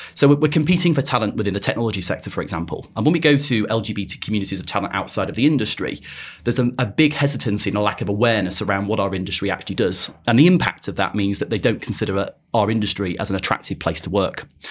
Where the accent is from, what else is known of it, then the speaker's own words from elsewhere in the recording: Blackpool, North West England, United Kingdom; moved away as an adult; also born or lived in Birmingham; now in London, United Kingdom; I'm originally from Blackpool